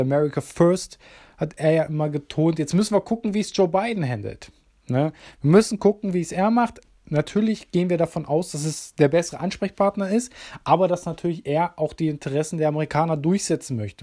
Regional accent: Germany; für uns Deutsche

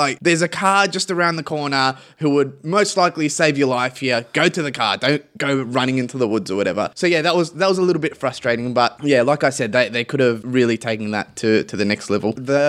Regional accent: Australia; I think I'm just trained as well as an Aussie.

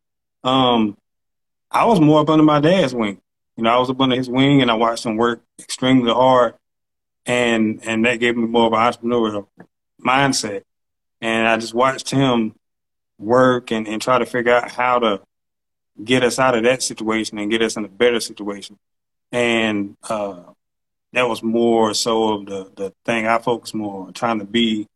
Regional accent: Charlotte, North Carolina, United States; also born or lived in Spartanburg, South Carolina; I was born in Spartanburg, South Carolina, but I've been here for 33 years of my 34 years on Earth

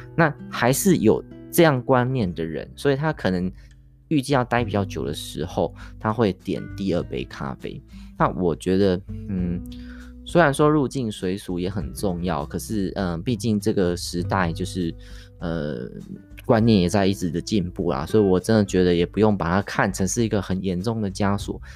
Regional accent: Taiwan; 我们台湾人很爱用来念书的这个麦当劳哈，这个，呃，什么，Mister Donuts 哈之类的这种素食店

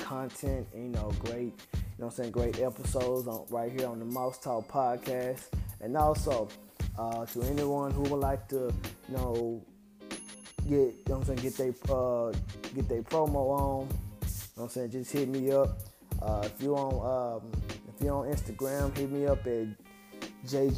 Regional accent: Memphis, Tennessee, United States; I'm from Memphis and I'm from the same neighborhood as them

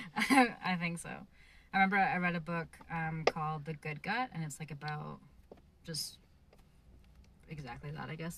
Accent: Canada; I come from Canada where there's like a lot of land available

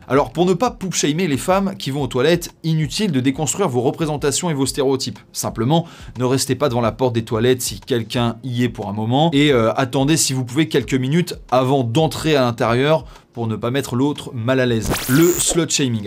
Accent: France; Chez nous en France

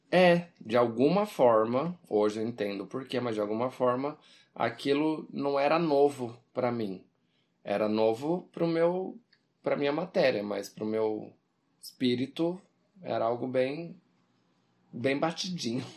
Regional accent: Brazil

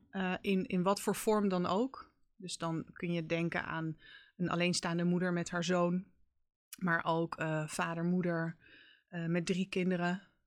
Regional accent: Haarlem, North Holland, Netherlands; also born or lived in Amsterdam; Ik ben eh, geboren en getogen in Haarlem

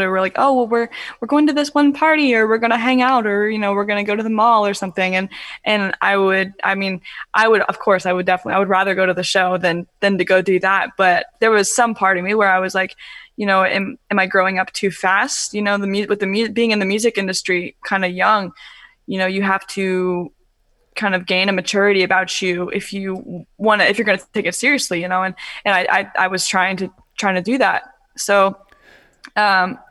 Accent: Kentucky, United States; moved away as an adult; now in Cincinnati, United States; I was born in Cincinnati, Ohio. And then I moved to Kentucky like when I was really young, and I lived there. And then we just moved back to Cincinnati, Ohio, I think like 3 or 4 months ago

